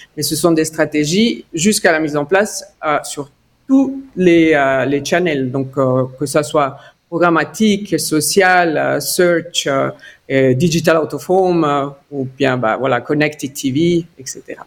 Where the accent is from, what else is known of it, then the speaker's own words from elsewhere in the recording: Ticino, Switzerland; French is a second language; moved away as an adult; also born or lived in Lausanne / Zurich / United States; je suis d'origine tessinoise avec une maman grisonne. Donc, j'ai grandi au Tessin.